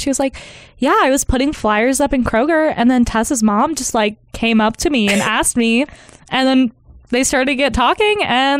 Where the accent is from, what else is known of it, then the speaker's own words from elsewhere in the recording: Milford, Ohio, United States; of course. I'm from Milford, Ohio